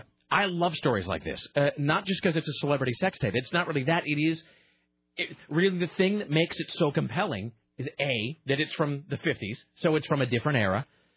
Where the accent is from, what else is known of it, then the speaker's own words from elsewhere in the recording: United States; As an American.